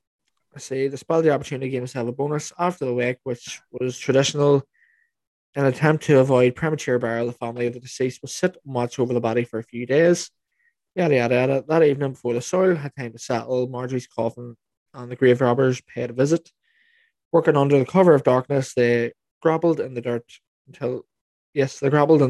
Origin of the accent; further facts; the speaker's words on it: Lurgan, Northern Ireland, United Kingdom; We're from Lurgan